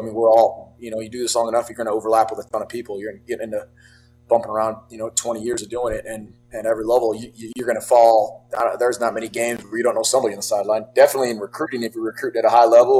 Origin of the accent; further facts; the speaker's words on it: Colfax, California, United States; I grew up in Northern California. Colfax is about 3 hours there, up near Lake Tahoe area, Truckee area.